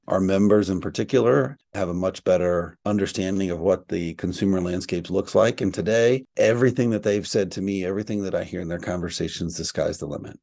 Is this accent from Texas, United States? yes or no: yes; East Texas, United States; I'm from East Texas, so I grew up around cows and ranching and farming.